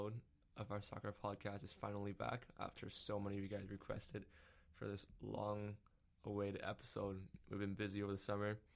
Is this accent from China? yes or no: yes; Beijing, China; my hometown, Beijing Guoan